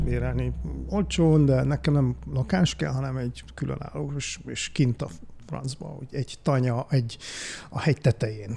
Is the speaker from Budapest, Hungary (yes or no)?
yes; Budapest, Hungary; moved away as an adult; also born or lived in Eger; eredetileg én Budapesten születtem, uh-huh. ott is nőttem fel, csodálatos Újpest kerületébe